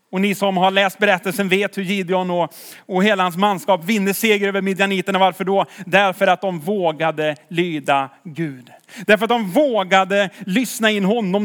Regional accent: Tidaholm, Västra Götaland, Sweden; jag är från Tidaholm.

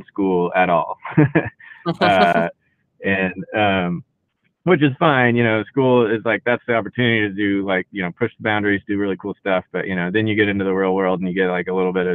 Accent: Houston, Texas, United States; now in Austin, United States; I grew up in Houston

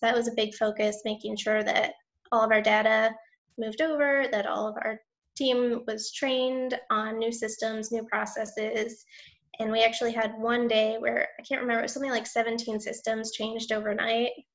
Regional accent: Michigan, United States; moved away as an adult; now in New Orleans, United States; I grew up in Michigan

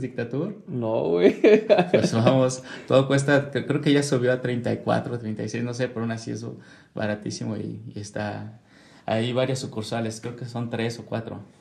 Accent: Mexico City, Mexico; now in Querétaro, Mexico; yo soy de la Ciudad de México, es enorme

